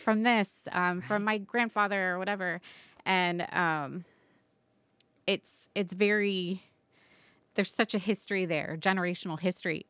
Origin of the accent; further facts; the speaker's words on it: Southwest Florida, United States; I grew up in Southwest Florida on the Gulf Coast.